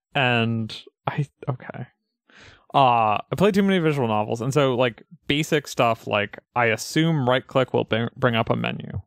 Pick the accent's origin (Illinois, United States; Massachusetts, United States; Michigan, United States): Massachusetts, United States; Pioneer Valley; I grew up in the Pioneer Valley